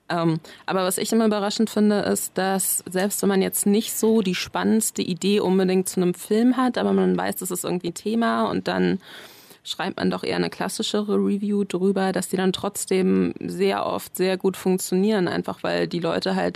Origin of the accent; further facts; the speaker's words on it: Berlin, Germany; also born or lived in Bayreuth; ich ja nicht aus Bayreuth komme, sondern wir da irgendwann hingezogen sind und ich so große Teile meiner Kindheit eben auch in Berlin verliebt habe, wusste jemand, dass ich zurück möchte.